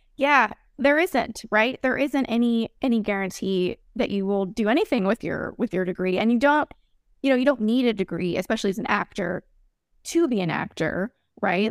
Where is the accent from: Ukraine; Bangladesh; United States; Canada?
United States; Texas; moved away; also born or lived in Florida; I'm from Texas originally